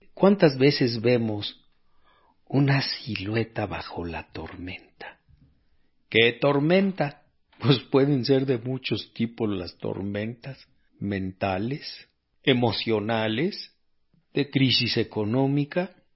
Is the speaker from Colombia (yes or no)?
no; Mexico; aquí en México